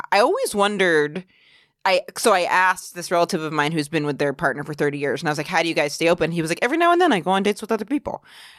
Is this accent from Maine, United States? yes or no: yes; Maine, United States; now in New York, United States; I'm from Maine.